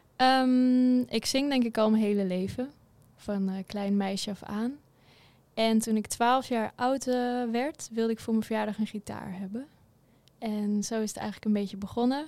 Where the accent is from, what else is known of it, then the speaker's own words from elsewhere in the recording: Assendelft, North Holland, Netherlands; moved away as an adult; also born or lived in Wageningen; now in Huissen, Netherlands; Ik kom uit Ozaan en dat ligt bij Amsterdam in de buurt. Daar ben ik opgegroeid